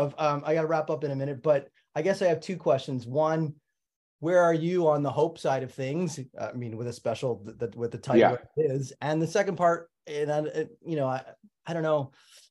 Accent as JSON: {"language": "English", "country": "Canada", "said": "I'm also Canadian, by the way."}